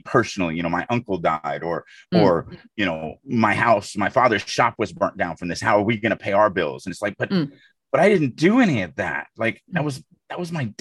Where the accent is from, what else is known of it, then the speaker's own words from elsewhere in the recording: Deep South, United States; I grew up in the Deep South.